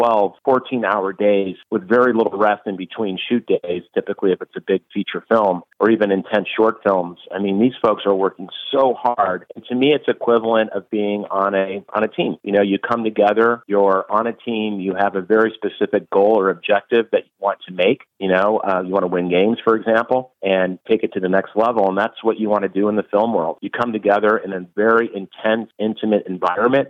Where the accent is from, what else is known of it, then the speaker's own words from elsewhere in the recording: central New York State, United States; also born or lived in Cincinnati, Ohio; I grew up in New York State. I grew up in the central part of the state